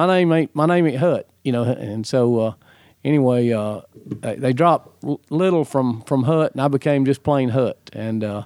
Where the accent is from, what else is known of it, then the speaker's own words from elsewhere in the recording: Birmingham, Alabama, United States; I was born in Alabama, in Birmingham, Alabama. I grew up in Alabama.